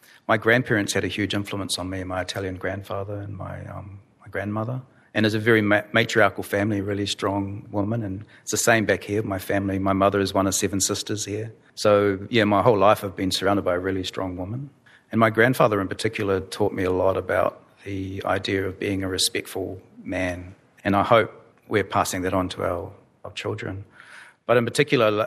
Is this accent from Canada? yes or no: no; New Zealand; also born or lived in Darwin, Australia; now in Australia; growing up in Aotearoa, New Zealand, which is one of the newest lands in the world